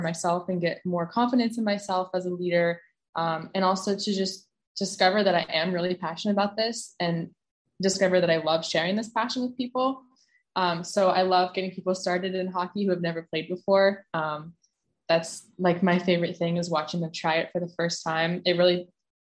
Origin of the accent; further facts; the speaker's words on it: Scituate, Massachusetts, United States; my hometown, from my town in Boston, from Scituate, Mass.